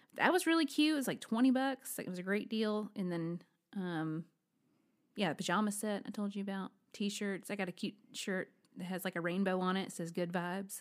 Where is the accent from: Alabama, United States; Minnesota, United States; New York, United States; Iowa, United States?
Alabama, United States; I am from Alabama.